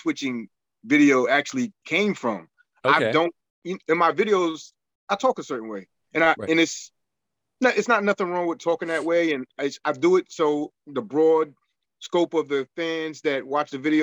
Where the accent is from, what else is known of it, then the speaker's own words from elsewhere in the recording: New York, United States; I'm very much from New York. I have my slang that I speak, or accent also